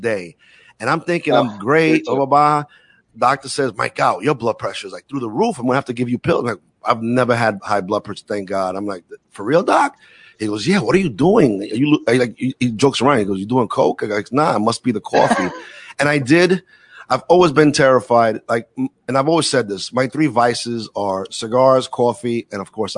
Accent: New York City, New York, United States; moved away as an adult; I'm a city kid, born and raised in Brooklyn

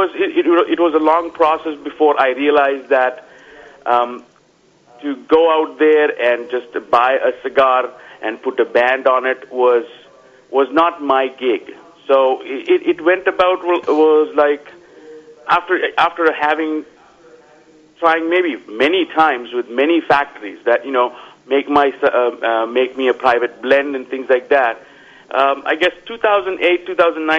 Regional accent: Vadodara, Gujarat, India; moved away as an adult; now in Palm Springs, United States; I am from India. Grew up in a small town known as Baroda. And moved to USA in 2000.

